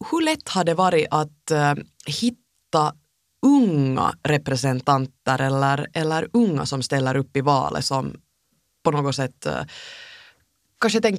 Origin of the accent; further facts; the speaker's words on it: Finland; man säkert kanske som finländare ibland är lite, lite rädd